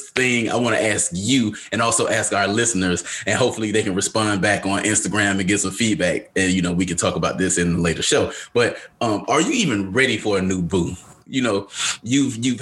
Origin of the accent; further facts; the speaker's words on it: Atlanta, Georgia, United States; now in North Carolina, United States; the one that lives in North Carolina, because I'm from Atlanta, as everybody should know by now. And so I don't go home as much.